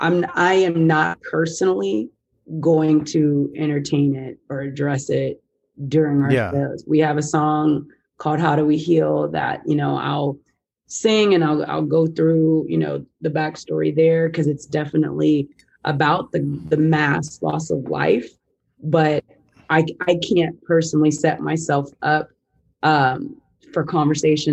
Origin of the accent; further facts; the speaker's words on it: Texas, United States; growing up, not only as a Black woman, as a Texan, as a Southerner